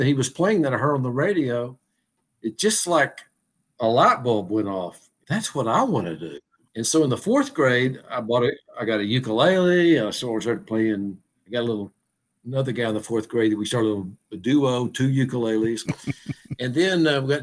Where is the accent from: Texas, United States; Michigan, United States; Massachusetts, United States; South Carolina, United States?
Texas, United States; Abilene; moved away as an adult; I grew up in Abilene, Texas, where basically most everybody there is a rancher, banker, insurance, or farmer